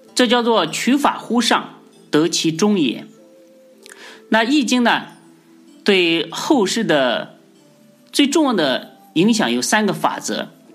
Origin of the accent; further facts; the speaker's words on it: China; 我们中国人